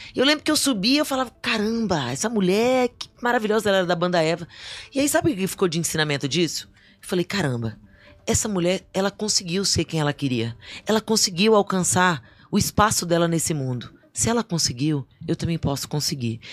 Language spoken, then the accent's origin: Portuguese; Vila Velha, Espírito Santo, Brazil; also born or lived in Distrito Federal; now in Brasília, Brazil; Eu nasci em Vila Velha